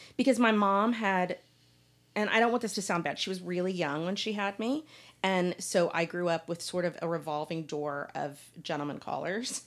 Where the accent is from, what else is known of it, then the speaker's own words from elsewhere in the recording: Dallas, Texas, United States; I grew up here in Dallas